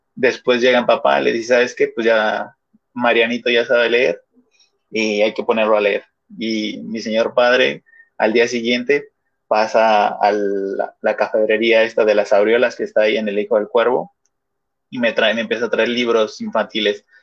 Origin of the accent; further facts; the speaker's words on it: Mexico City, Mexico; yo, de donde vengo o de, donde soy, en Iztapalapa